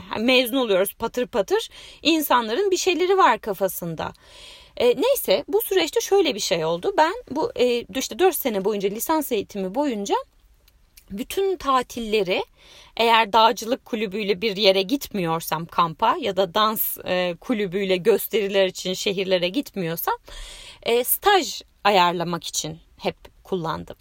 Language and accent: Turkish; Bursa, Turkey; moved away as an adult; also born or lived in Istanbul; Bursalıyım. Ee, o zamana kadar da Bursa'da yaşadım, üniversiteye kadar.